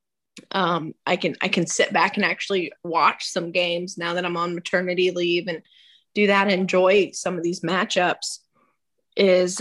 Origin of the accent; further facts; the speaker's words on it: Virginia, United States; moved away as an adult; also born or lived in Florida / Texas; now in Fayetteville, Arkansas, United States; I grew up in Virginia, and my mom is still there